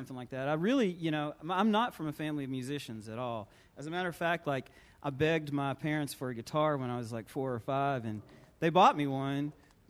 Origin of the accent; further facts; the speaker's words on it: Hazard, Kentucky, United States; moved away; I'm from Hazard.